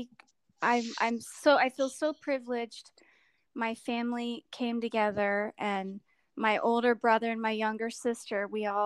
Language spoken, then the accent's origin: English; California, United States; a wildfire that came through my hometown and destroyed lots and lots of homes, including my parents' home